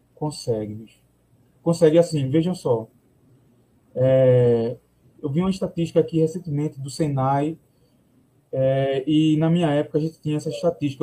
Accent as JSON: {"language": "Portuguese", "town": "Palmares", "region": "Pernambuco", "country": "Brazil", "said": "eu sou de Palmares"}